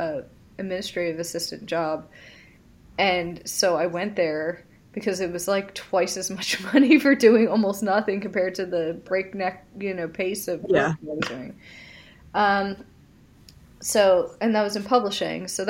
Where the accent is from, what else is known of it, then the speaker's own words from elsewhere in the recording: Philadelphia, Pennsylvania, United States; I'm from the Philadelphia area